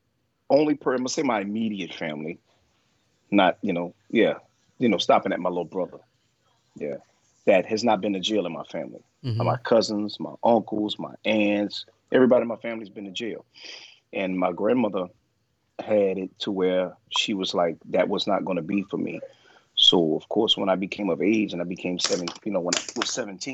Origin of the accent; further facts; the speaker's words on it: New Orleans, Louisiana, United States; I grew up, of course, black in New Orleans, in Algiers on Henley Court, in the Fisher Project